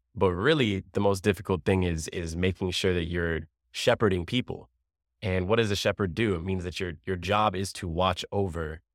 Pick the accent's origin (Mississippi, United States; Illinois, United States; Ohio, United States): Ohio, United States; also born or lived in Amherst, Ohio; I grew up here in Laredo, Ohio. Grew up also in Amherst. And I've been here my whole life